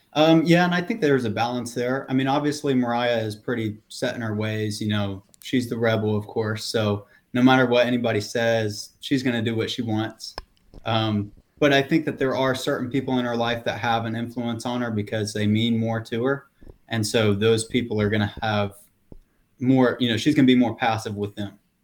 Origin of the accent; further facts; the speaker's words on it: the South, United States; being born and raised in the South